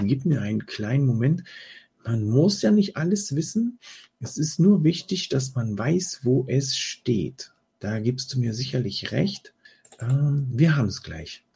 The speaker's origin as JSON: {"language": "German", "country": "Germany", "said": "bei uns in Deutschland"}